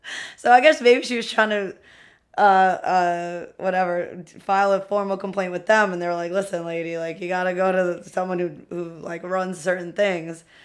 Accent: New York City, New York, United States; we are two queens from Queens

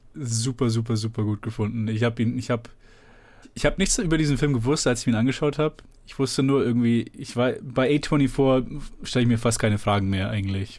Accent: Germany; ich bin in Deutschland geboren und aufgewachsen, meine Eltern sind hierher gezogen

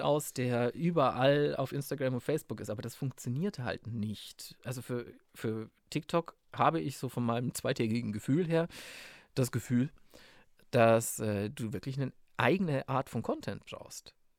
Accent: Munich, Bavaria, Germany; ich bin in Pasing aufgewachsen, das ist im Münchner Westen

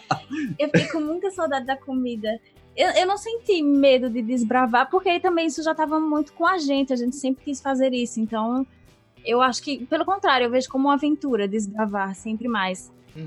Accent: Northeast Brazil, Brazil; Eu que sou daqui, do Nordeste

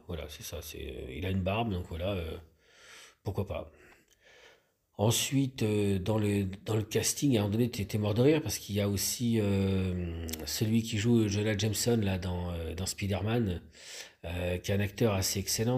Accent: France; on est français

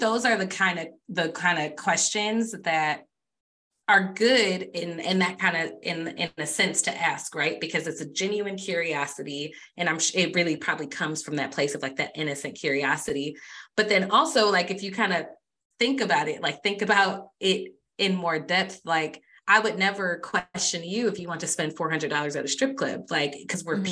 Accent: Michigan, United States; I'm from Michigan

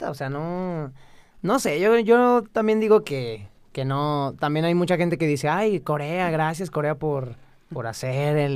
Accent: Mexico; somos mexicanos

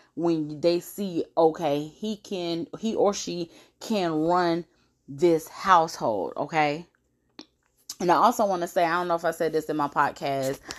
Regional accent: Brunswick, Georgia, United States; we're all from Brunswick, Georgia

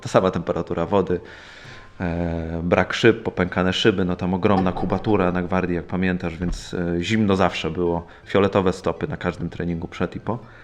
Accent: Poland; jestem czarnym pasem z Polski

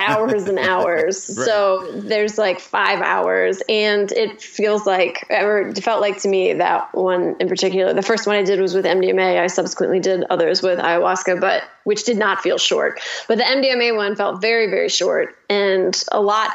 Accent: Midwest, United States; I'm from the Midwest

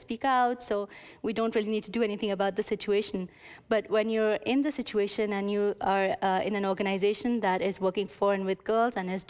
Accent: Pakistan; moved away as an adult; also born or lived in Geneva, Switzerland; now in Montreal, Canada; Growing up in Pakistan

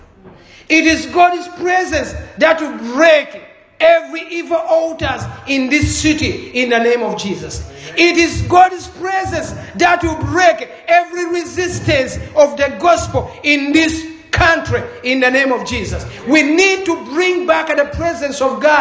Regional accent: Uganda

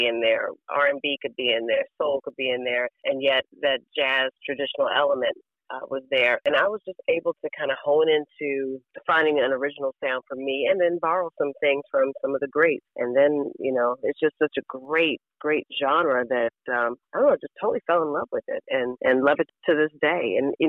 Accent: Washington, District of Columbia, United States; moved away; three girls, and I'm the baby, and we grew up in Southeast D.C., and from there moved to Fort Washington.

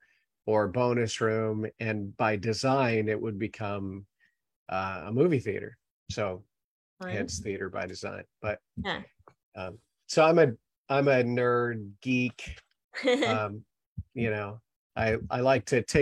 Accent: Salem, Oregon, United States; moved away as an adult; now in Queen Creek, United States; I was born and raised in Salem, Oregon

